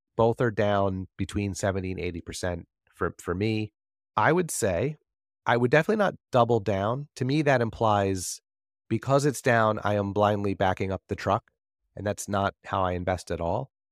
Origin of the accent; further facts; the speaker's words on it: New Jersey, United States; I'm from New Jersey